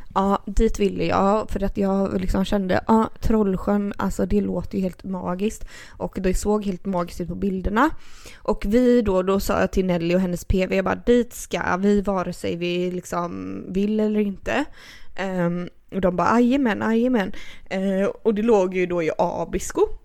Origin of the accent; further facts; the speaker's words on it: Gothenburg, Västra Götaland, Sweden; vi är från Göteborg